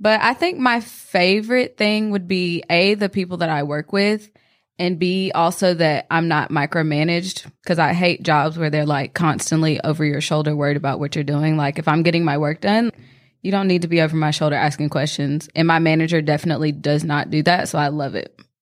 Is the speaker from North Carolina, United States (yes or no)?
yes; North Carolina, United States; twenty-four years old, also from Asheville